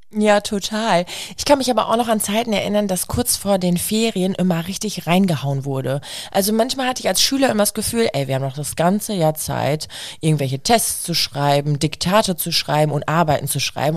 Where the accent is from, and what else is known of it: Germany